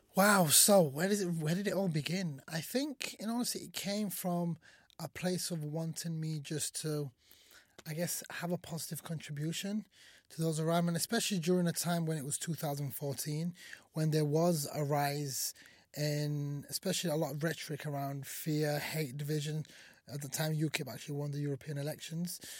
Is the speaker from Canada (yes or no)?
no; Sheffield, Yorkshire and the Humber, United Kingdom; English is a second language; also born or lived in Somalia; I came to this country when I was five years old with my family, and we moved to the great city of Sheffield, uh, from Somalia